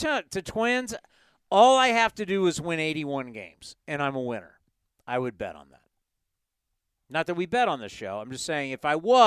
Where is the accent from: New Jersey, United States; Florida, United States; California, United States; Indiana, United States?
California, United States; San Diego; I grew up right next to San Diego State. I grew up in San Diego